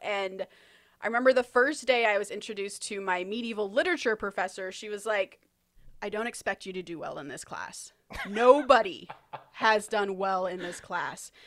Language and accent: English; United States; I'm an American who wants to write movies